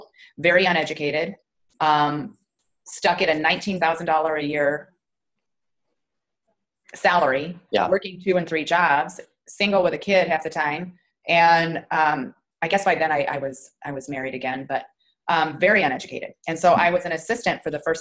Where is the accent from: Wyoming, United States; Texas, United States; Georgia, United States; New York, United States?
Wyoming, United States; also born or lived in Omaha, Nebraska; now in Flower Mound, United States; Originally Wyoming, but I moved here from Omaha, Nebraska.